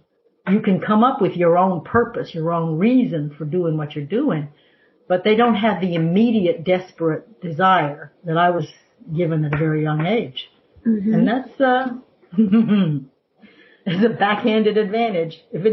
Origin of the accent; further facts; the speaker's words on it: the South, United States; I grew up in the South